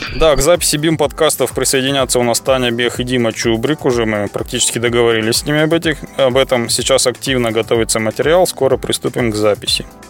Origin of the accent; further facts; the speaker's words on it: Chelyabinsk, Chelyabinsk Oblast, Russia; в Челябинске, в моем родном городе